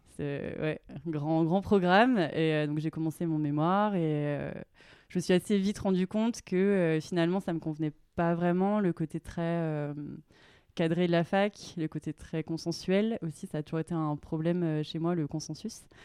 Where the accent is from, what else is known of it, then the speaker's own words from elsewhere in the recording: Clermont-Ferrand, Auvergne-Rhône-Alpes, France; moved away as an adult; also born or lived in Grenoble; now in Annecy, France; je viens de Clermont-Ferrand, euh, en Auvergne